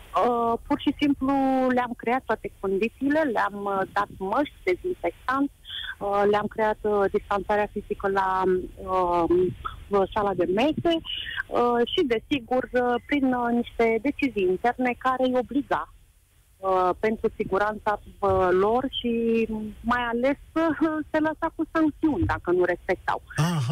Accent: Romania

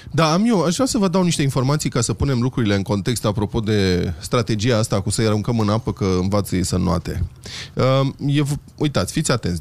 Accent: Bucharest, Romania; eu sunt bucureștean jet beget

